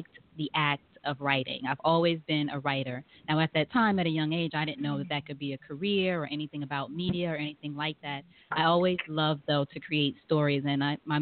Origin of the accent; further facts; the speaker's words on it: New York, United States; moved away as an adult; now in Atlanta, United States; And I'm originally from New York in the States, but I'm living in and now in Atlanta, Georgia